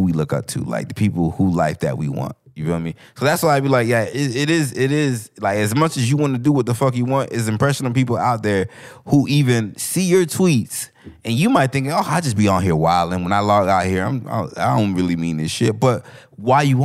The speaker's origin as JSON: {"language": "English", "area": "Broward", "region": "Florida", "country": "United States", "said": "I'm from Broward"}